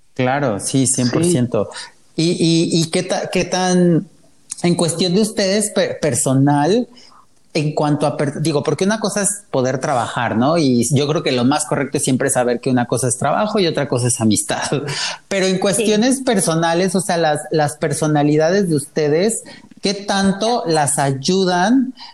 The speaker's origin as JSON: {"language": "Spanish", "region": "Puebla", "country": "Mexico", "moved": "yes", "lives_now": "Mexico City, Mexico", "said": "Yo soy de Puebla, llevo ya prácticamente 14 años en México"}